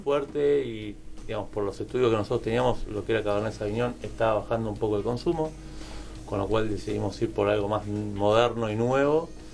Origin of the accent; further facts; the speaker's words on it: Argentina; como argentinos